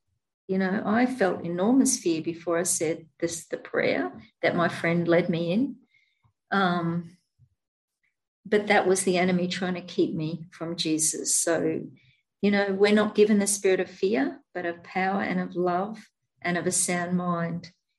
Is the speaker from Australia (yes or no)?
yes; Australia; Australian. I'm an Aussie.